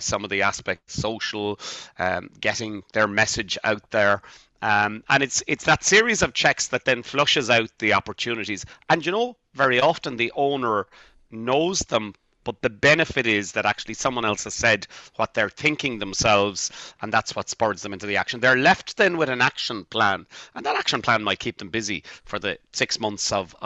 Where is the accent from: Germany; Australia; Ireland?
Ireland; Bantry, Munster; now in Dublin, Ireland; I'm from Bantry in West Cork and started my retail career in the local Supervalue